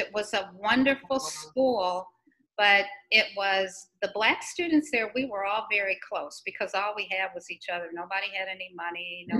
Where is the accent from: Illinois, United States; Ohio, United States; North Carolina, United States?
Illinois, United States; Chicago; I grew up in Chicago in an area called Hyde Park, which was one of the rare integrated neighborhoods in Chicago. It was right next to the University of Chicago campus.